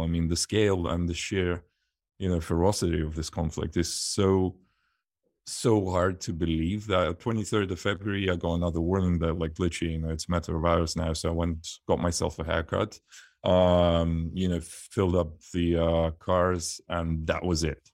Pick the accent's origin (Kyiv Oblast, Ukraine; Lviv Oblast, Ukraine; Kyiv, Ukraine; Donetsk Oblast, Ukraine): Donetsk Oblast, Ukraine; Donetsk; moved away; also born or lived in Leicestershire, United Kingdom / London, United Kingdom; I was born in Donetsk, which is eastern Ukraine